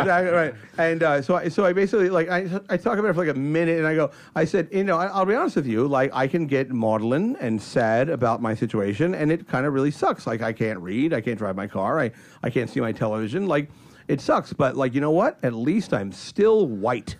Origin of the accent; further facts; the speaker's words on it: New York, United States; moved away; I'm from you know New York